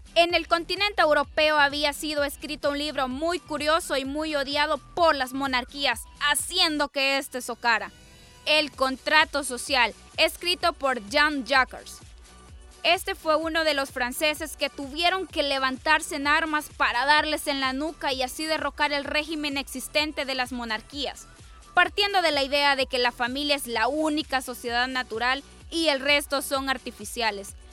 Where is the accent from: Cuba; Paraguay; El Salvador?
El Salvador; somos del Salvador